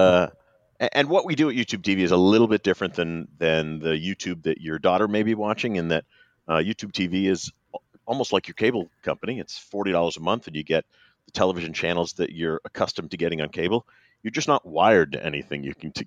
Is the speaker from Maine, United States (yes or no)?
yes; Maine, United States; moved away as an adult; I grew up in Maine